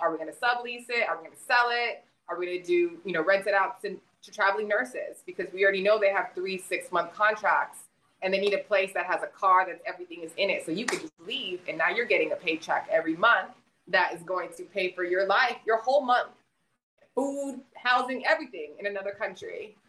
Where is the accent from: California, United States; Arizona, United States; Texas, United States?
Texas, United States; South; moved away as an adult; I'm from South Texas. I'm a border kid.